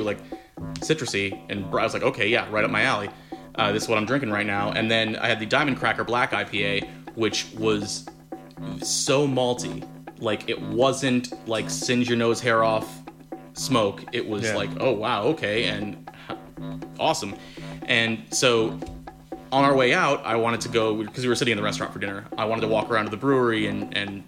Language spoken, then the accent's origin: English; South Florida, United States; moved away; I'm from South Florida